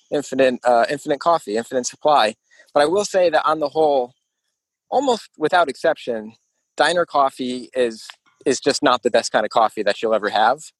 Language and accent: English; Northeast, United States; I grew up in the Northeast alongside you two